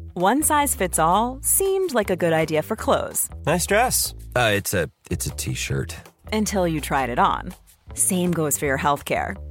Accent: Switzerland; Ich bin stolzer Schweizer um 25 Prozent, stolzer Deutscher

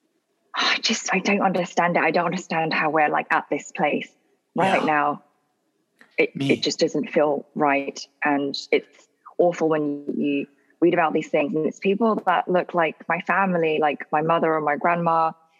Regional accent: London, United Kingdom; also born or lived in Mauritius; now in United States; Born and raised in London

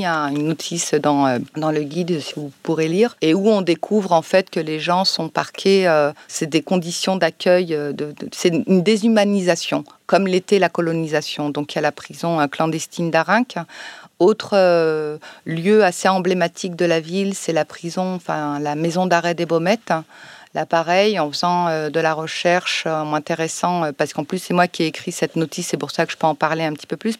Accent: Chambéry, Auvergne-Rhône-Alpes, France; now in Marseille, France; je suis née euh, à Chambéry, en Savoie, donc je me dis souvent pour rigoler que je suis une Savoie arabe, donc une arabe de Savoie. Et j'ai grandi voilà en France

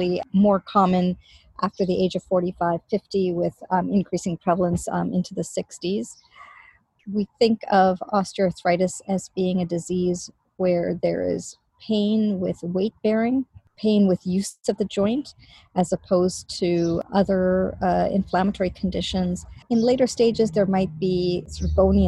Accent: Canada; now in Boston, United States; I am Canadian originally

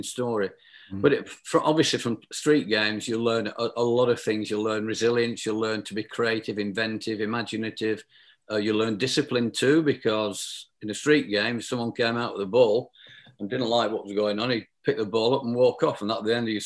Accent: South Lancashire, North West England, United Kingdom; I was brought up in South Lancashire

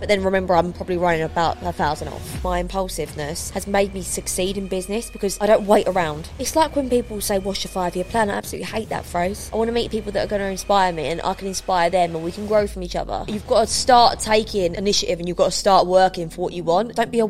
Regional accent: London, United Kingdom; I love London. I'm a Londoner. I've always loved London.

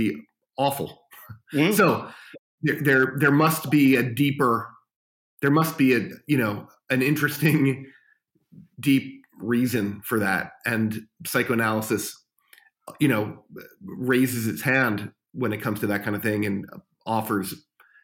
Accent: New York City, New York, United States; moved away as an adult; now in Los Angeles, United States; As a kid growing up in New York City, and I used to run to Kim's Video and wherever, I lived in Greenwich Village

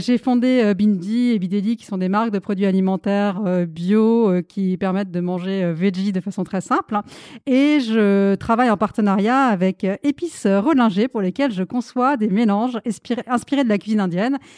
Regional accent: France; also born or lived in India; Je suis née en Inde, je vis en France depuis que je suis toute petite petite

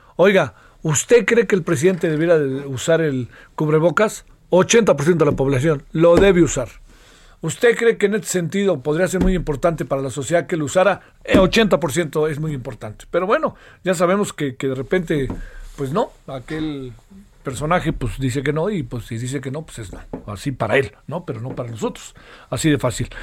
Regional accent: Mexico

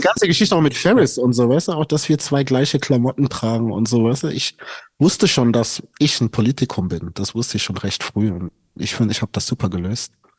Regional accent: Stuttgart, Baden-Württemberg, Germany; ich komme aus Stuttgart

